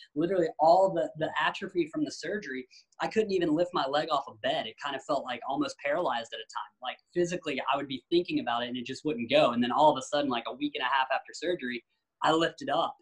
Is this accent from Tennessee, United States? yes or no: yes; Tennessee, United States; I grew up in Tennessee where skating wasn't really popular